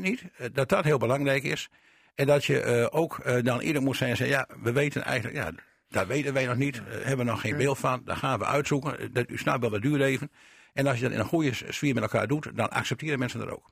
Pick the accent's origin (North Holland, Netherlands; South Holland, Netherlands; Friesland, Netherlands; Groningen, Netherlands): Groningen, Netherlands; Pekela; now in Drenthe, Netherlands; ik ben een Groninger, eh, ik ben in Pekela geboren, hè, dus ik ken de mentaliteit van Groningen en ik woon al heel lang in Drenthe.